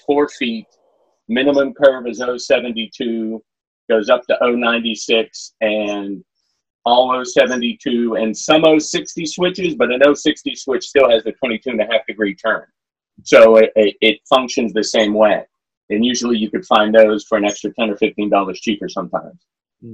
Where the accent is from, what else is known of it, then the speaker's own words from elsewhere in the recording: Pennsylvania, United States; now in Virginia, United States; growing up in Pennsylvania